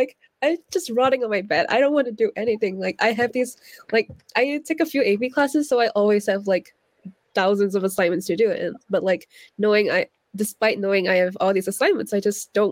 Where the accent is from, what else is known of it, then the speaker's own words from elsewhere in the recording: Washington, United States; I'm a senior from Washington State